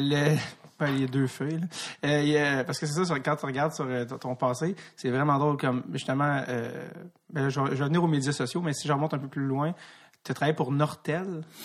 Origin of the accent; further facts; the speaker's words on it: Montreal, Quebec, Canada; je viens de Montréal